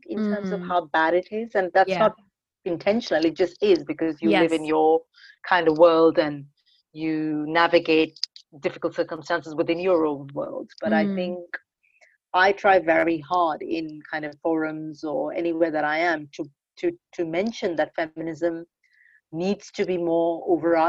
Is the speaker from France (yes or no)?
no; Mumbai, Maharashtra, India; moved away as an adult; also born or lived in Kerala, India; now in United Kingdom; I grew up in Mumbai